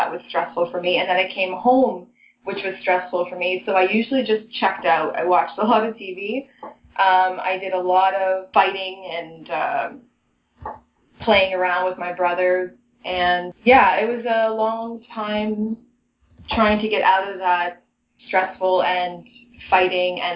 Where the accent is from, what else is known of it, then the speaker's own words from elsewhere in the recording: Toronto, Ontario, Canada; I was raised in Toronto, so I've been in the city my whole life.